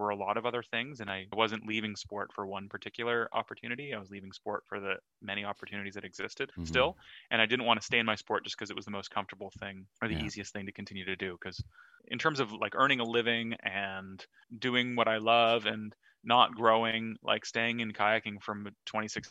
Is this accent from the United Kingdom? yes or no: no; Canada; being Canadian and being on Team Canada